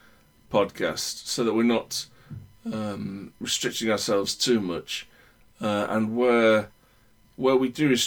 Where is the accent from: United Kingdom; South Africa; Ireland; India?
United Kingdom; I'm British.